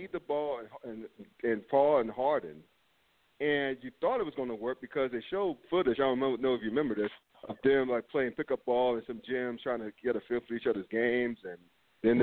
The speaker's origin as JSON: {"language": "English", "town": "Winston-Salem", "region": "North Carolina", "country": "United States", "tie": "born or raised there", "said": "I grew up in West Salem, North Carolina. I only grew up 10 miles from Wake Forest campus"}